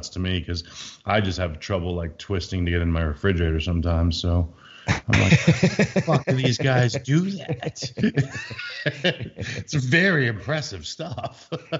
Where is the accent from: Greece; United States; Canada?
Canada; as a Canadian, I get it though.